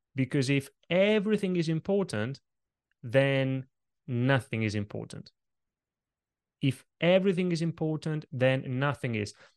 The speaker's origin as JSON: {"language": "English", "country": "Italy", "tie": "born or raised there", "moved": "yes", "said": "when I was a little kid growing up in Italy"}